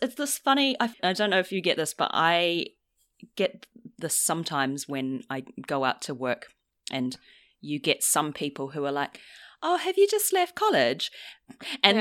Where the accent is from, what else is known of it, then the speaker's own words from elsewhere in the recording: New Zealand; now in London, United Kingdom; I'm from New Zealand